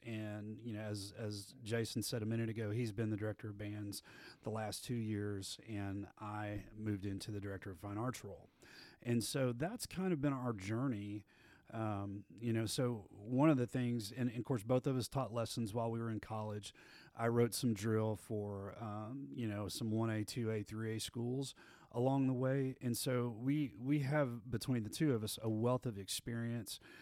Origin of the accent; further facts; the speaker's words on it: Abilene, Texas, United States; I grew up in Abilene, Texas, out in West Texas, and went to Wiley High School out there.